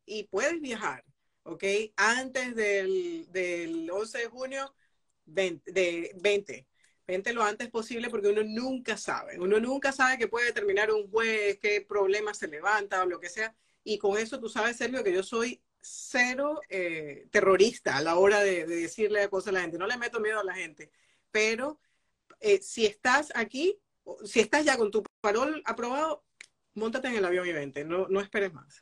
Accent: Maturín, Monagas, Venezuela; soy de Venezuela y de Maturín, además orgullosa de ser muy oriental

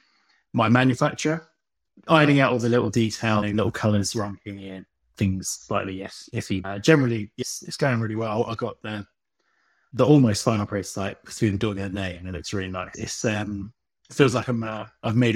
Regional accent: Brighton, South East England, United Kingdom; now in Worthing, United Kingdom; I was born in Brighton and grew up there, but I moved to Worthing.

